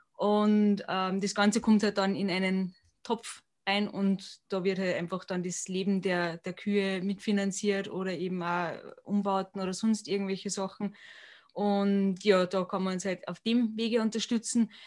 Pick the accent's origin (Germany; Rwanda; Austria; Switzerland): Austria; bei uns in Europa oder in Österreich